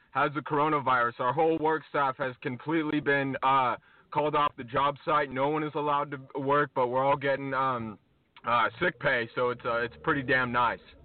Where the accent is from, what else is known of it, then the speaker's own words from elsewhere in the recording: New York, United States; I'm from New York